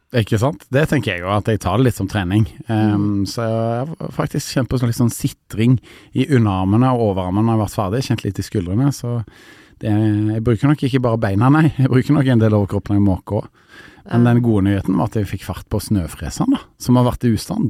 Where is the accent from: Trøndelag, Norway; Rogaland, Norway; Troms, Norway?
Rogaland, Norway; Stavanger; now in Oslo, Norway; Jeg kommer fra Sør-Vestlandet, jeg kommer fra Stavanger